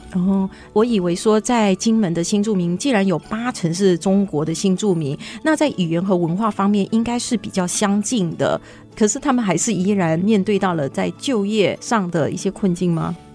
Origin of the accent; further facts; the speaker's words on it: Malaysia; now in Taiwan; 它跟我的家乡马来西亚非常像